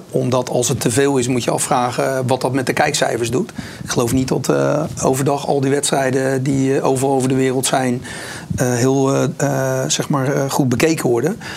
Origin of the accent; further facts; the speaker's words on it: Rotterdam, South Holland, Netherlands; als Rotterdammer